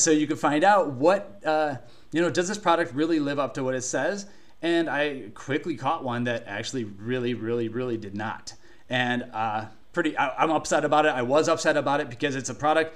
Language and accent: English; Cleveland, Ohio, United States; I grew up in Cleveland, Ohio